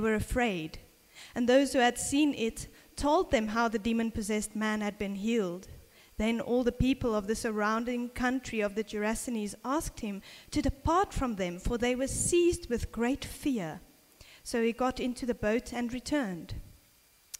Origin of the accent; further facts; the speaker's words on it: South Africa; when I was a little girl, growing up in South Africa